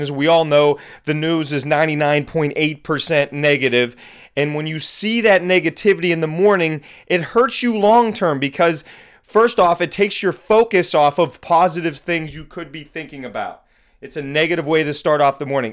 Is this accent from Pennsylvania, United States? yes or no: yes; Pittsburgh, Pennsylvania, United States; also born or lived in Boston; moved back to my hometown of Pittsburgh